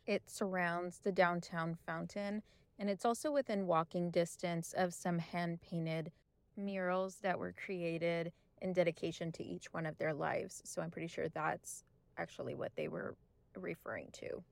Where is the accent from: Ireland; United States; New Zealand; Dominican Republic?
United States; Del Rio, Texas; I'm from Del Rio, Texas.